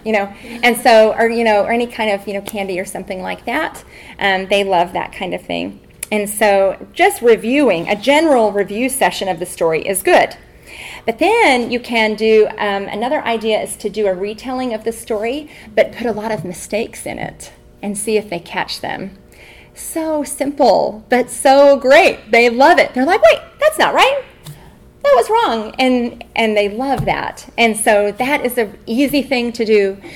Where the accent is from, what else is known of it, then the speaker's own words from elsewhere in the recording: Texas, United States; now in Albuquerque, United States; I'm from Texas